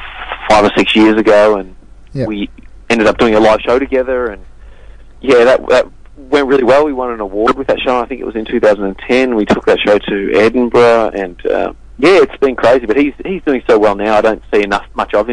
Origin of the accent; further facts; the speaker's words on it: northeast Victoria, Australia; because I'm from country Victoria as well, not Colac, but up in northeast Victoria